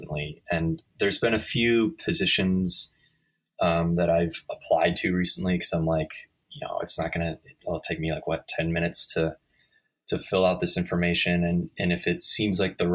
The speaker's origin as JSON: {"language": "English", "region": "Midwest", "country": "United States", "tie": "born or raised there", "also_born_or_lived": "Chicago", "moved": "as an adult", "lives_now": "San Diego, United States", "said": "I grew up in the Midwest"}